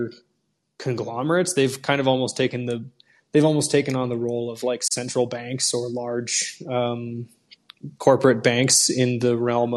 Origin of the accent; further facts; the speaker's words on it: Washington, United States; in rural parts of my home state in Washington